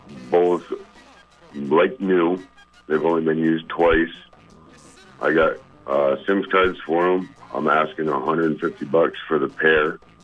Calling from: Winooski, Vermont, United States; I'm calling from Winooski.

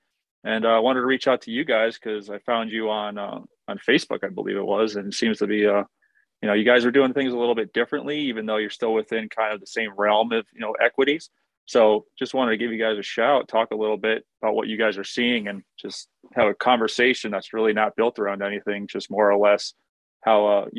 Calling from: Connecticut, United States; I'm in Connecticut. I'm getting the same storm as you are, except mine's all ice.

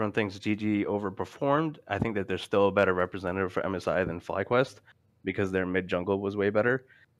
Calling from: Houston, Texas, United States; I'm calling from Houston, Texas.

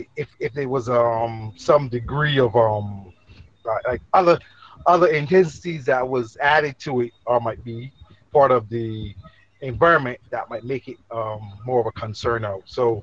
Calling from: New York, United States; also born or lived in the Caribbean; I'm calling from New York

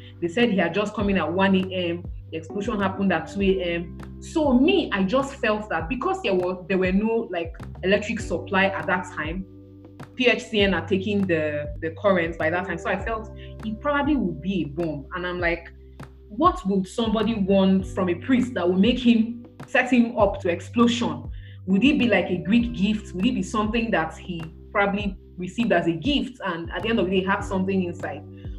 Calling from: Niue; Like, as we're having this conversation, I'm calling you from Niue.

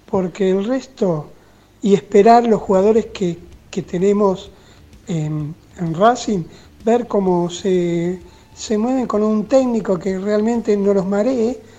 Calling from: San Fernando, Buenos Aires Province, Argentina; de San Fernando

